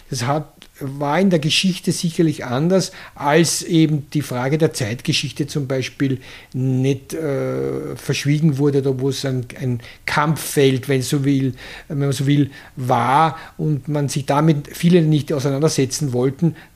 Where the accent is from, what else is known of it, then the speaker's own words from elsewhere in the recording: Krems, Lower Austria, Austria; born there; also ich bin in Krems äh, geboren